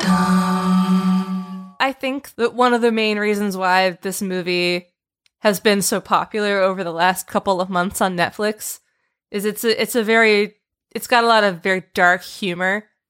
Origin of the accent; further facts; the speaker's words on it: West Windsor, New Jersey, United States; my hometown